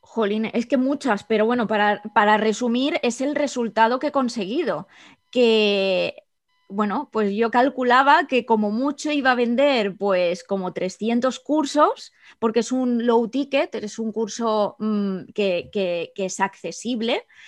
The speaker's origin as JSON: {"language": "Spanish", "town": "El Campello", "region": "Valencian Community", "country": "Spain", "also_born_or_lived": "Edinburgh, United Kingdom", "moved": "as an adult", "lives_now": "London, United Kingdom", "said": "soy de El Campello, un pueblo de Alicante en España"}